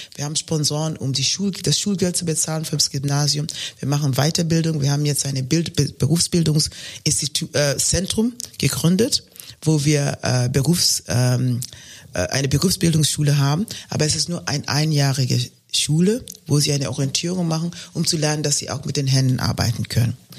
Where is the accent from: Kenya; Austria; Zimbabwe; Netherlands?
Kenya; German is a second language; moved away as an adult; also born or lived in Germany; ich komme aus Kenia